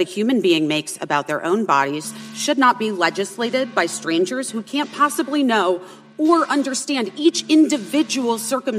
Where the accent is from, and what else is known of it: Arizona, United States; born or raised there